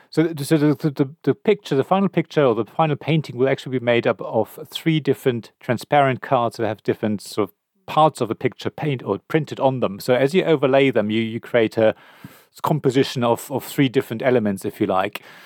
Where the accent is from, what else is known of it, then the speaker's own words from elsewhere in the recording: Berlin, Germany; I come from Berlin.